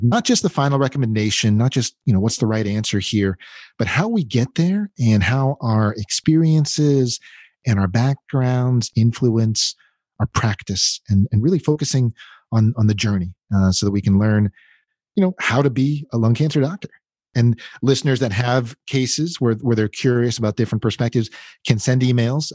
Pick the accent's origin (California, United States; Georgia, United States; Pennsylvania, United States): Pennsylvania, United States; outside of Pittsburgh; moved away as an adult; also born or lived in Florida / Baltimore / Philadelphia / Los Angeles; I was born in Florida. Uh, but I grew up outside of Pittsburgh